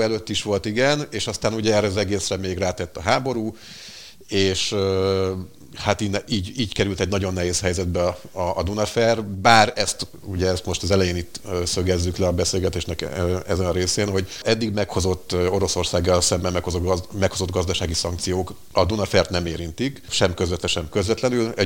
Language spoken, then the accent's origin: Hungarian; Székesfehérvár, Fejér, Hungary; Székesfehérvári vagyok